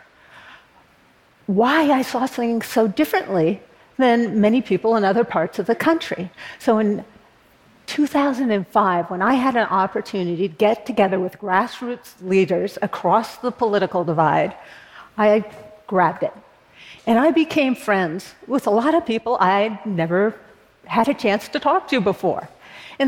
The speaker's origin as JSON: {"language": "English", "town": "Berkeley", "region": "California", "country": "United States", "tie": "born or raised there", "said": "born in Berkeley, California, a notoriously progressive college town. And I live there now."}